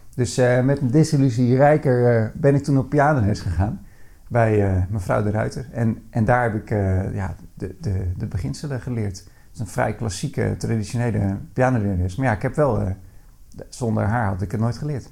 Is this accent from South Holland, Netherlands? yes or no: yes; Bleiswijk, South Holland, Netherlands; also born or lived in Katwijk; now in Veenendaal, Netherlands; Eh, al eh, na vier jaar verhuisden we naar, naar Blijswijk